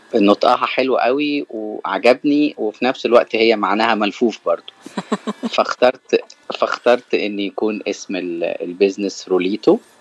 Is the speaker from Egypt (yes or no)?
yes; Cairo, Cairo Governorate, Egypt; moved away as an adult; now in California, United States; أنا من مصر من القاهرة وأنا جيت أمريكا في آخر أه 2019